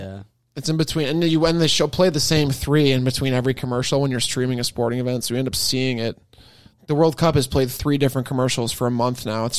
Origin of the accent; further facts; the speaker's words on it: United States; also born or lived in Rochester; as an American